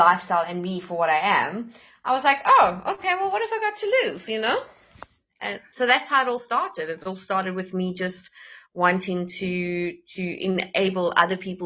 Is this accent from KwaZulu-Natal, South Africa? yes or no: no; Johannesburg, Gauteng, South Africa; moved away; I'm originally a Joburg girl, and having lived the Joburg life